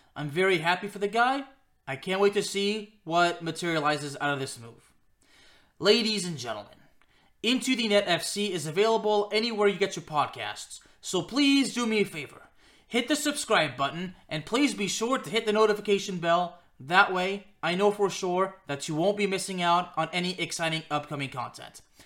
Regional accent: Lyon, Auvergne-Rhône-Alpes, France; played in my hometown club of Lyon

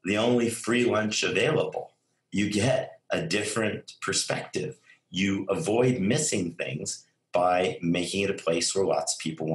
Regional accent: Albuquerque, New Mexico, United States; moved away; also born or lived in Silicon Valley / New York; growing up in Albuquerque, New Mexico

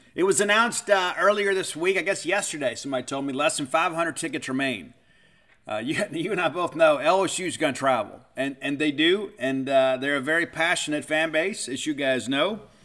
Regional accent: Mississippi, United States; I was from Mississippi

